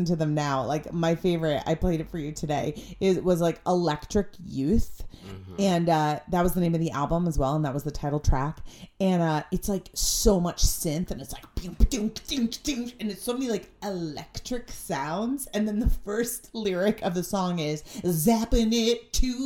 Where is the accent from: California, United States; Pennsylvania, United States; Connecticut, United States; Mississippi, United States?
Connecticut, United States; Stamford; There was literally a movie filmed at the Stamford Mall, so my hometown mall